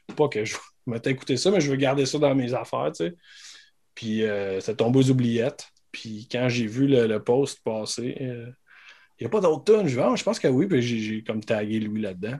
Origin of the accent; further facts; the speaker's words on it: Saint-Hyacinthe, Quebec, Canada; moi je viens de Saint-Hyacinthe